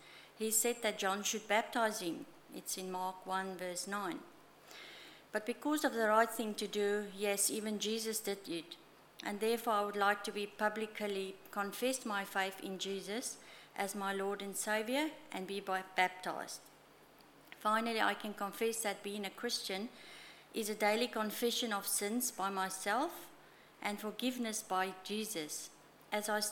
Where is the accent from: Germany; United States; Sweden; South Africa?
South Africa; moved away; I was baptized as an infant and did confirmation in the Reformed Church in South Africa in year 11